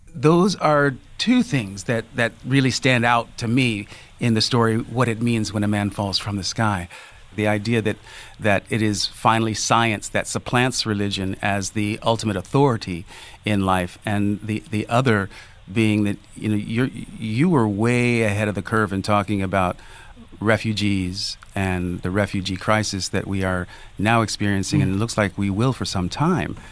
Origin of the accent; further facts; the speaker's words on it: Northern California, United States; as a young black kid growing up in Northern California